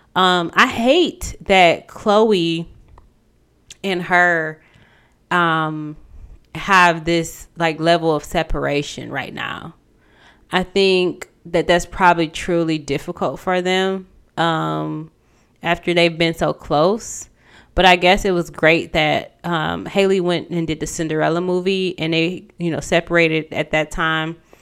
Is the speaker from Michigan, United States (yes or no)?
yes; Pontiac, Michigan, United States; I'm from Pontiac.